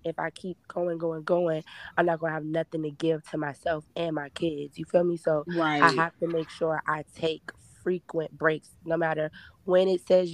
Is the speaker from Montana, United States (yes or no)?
no; Richmond, Virginia, United States; I am from Richmond, Virginia